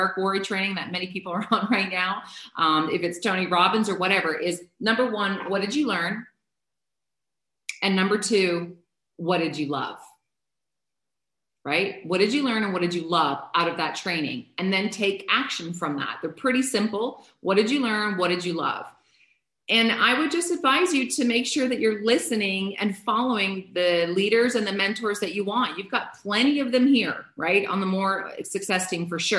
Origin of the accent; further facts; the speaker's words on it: Canada; I'm a Canadian